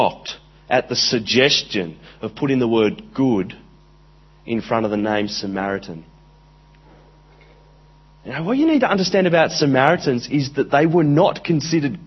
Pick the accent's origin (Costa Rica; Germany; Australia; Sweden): Australia; Central Coast, New South Wales; I grew up in Australia. I grew up on the Central Coast, which is a very Anglo place